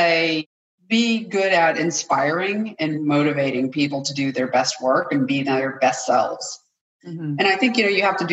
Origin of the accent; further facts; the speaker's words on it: New England, United States; I'm born and raised in New England